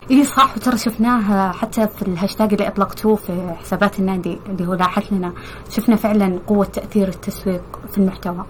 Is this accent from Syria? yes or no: no; Saudi Arabia; إحنا كسعوديين